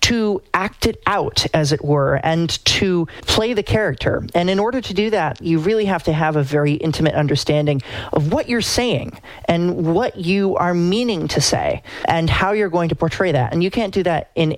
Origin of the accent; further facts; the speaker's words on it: Beals Island, Maine, United States; moved away as an adult; now in Rochester, United States; I am from Beals Island, Maine, which is a small fishing community